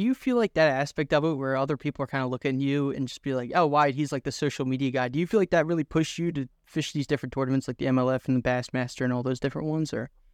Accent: Philadelphia, Pennsylvania, United States; I'm from Philadelphia

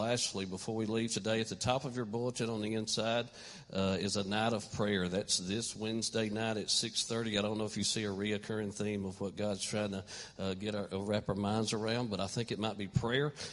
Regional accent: Elmont, New York, United States; I mean, I'm from Elmont. I don't know how many people in Elmont are wearing skinny jeans now

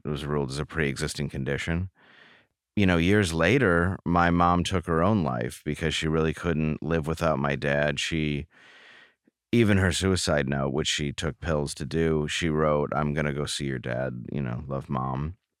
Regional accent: Grosse Pointe Woods, Michigan, United States; also born or lived in Detroit, Michigan; I grew up in, uh, Grosse Pointe Woods, Michigan. I was born in Detroit.

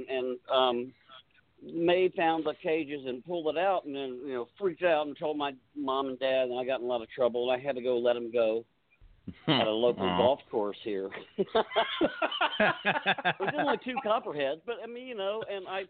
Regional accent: Tampa, Florida, United States; I was born in Tampa, Florida, and in 1952

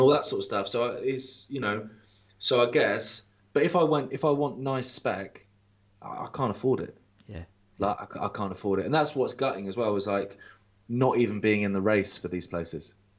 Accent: Isle of Wight, South East England, United Kingdom; moved away; as a kid, like growing up on the Isle of Wight

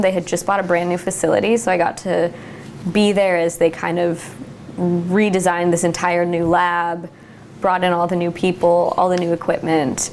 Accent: Templeton, California, United States; moved away as an adult; also born or lived in Newburg, Oregon; now in Newberg, United States; I grew up in San Luis Obispo, California, in a little town called Templeton.

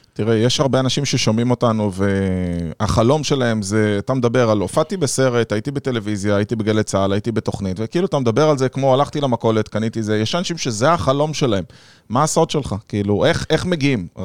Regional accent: Rishon LeZion, Central District, Israel; ואני גם גדלתי שם

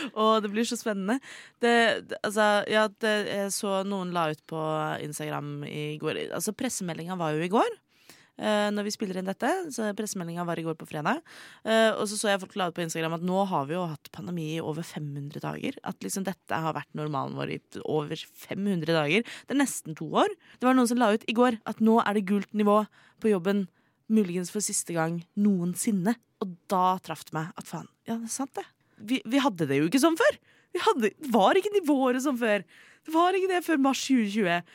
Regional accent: Oslo, Norway; jeg kom fra Oslo

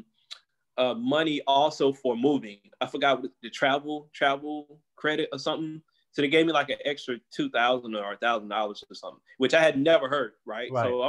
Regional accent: East Coast, United States; You know, I'm from the East Coast. That's what we do out there.

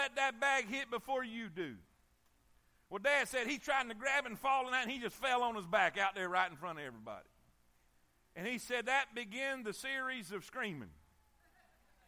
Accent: South Florida, United States; I'm from South Florida

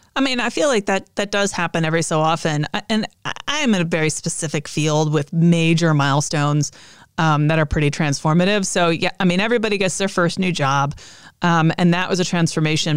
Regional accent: United States; I'm an American

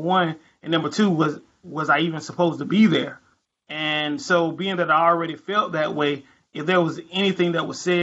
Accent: North Carolina, United States; North Carolina lawyer. I've been practicing criminal defense for about 5 years now. I do a lot of drugs, a lot of DWIs, a lot of assaults in my hometown

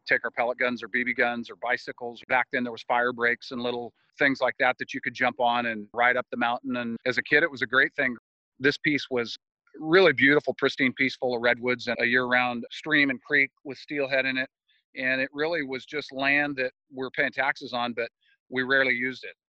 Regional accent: Ukiah, California, United States; When I was a kid growing up in Ukiah

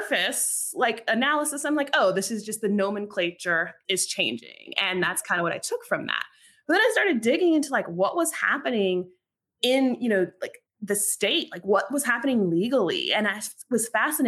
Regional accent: about 40 minutes from Durham, rural North Carolina, United States; moved away as an adult; also born or lived in New York / Washington, D.C.; I'm originally from North Carolina. I grew up in rural North Carolina, so about 40 minutes from Durham, North Carolina

